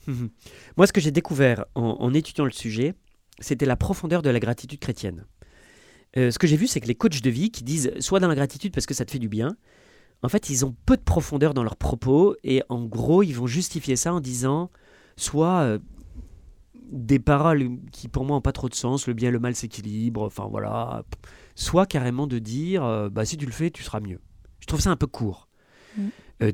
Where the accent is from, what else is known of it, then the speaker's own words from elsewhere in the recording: France; si on est français